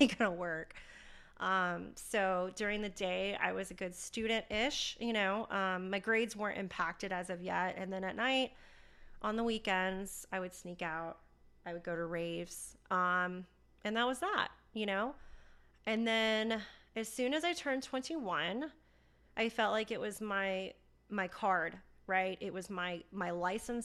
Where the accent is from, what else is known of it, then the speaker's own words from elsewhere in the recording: Charlotte, North Carolina, United States; I was born and raised in Charlotte, North Carolina